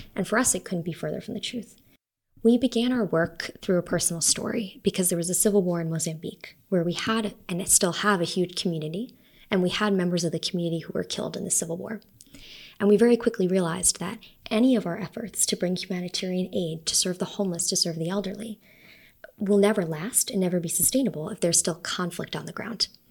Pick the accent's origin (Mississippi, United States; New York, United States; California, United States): New York, United States; New York City; moved away as an adult; also born or lived in Salt Lake City, Utah; now in Rome, Italy; I was born in Salt Lake, but I grew up mostly um, in New York City and on Long Island